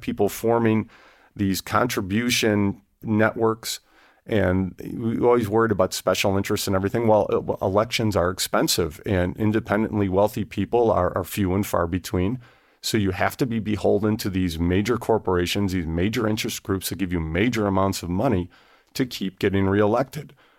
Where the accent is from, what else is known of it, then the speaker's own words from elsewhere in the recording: Wyoming, United States; I'm from Wyoming